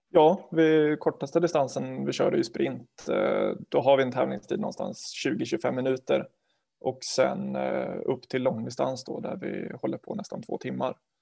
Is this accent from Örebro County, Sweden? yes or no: yes; Garphyttan, Örebro County, Sweden; moved away as an adult; now in Linköping, Sweden; jag är från, från Garphyttan från början, utanför Örebro. Eh, jag har vuxit upp där